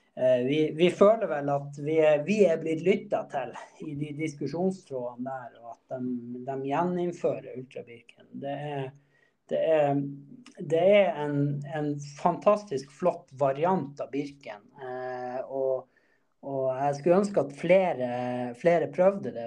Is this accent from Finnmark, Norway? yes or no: yes; Båtsfjord, Finnmark, Norway; now in Trondheim, Norway; jeg kommer fra Båtsfjord i, i Øst-Finnmark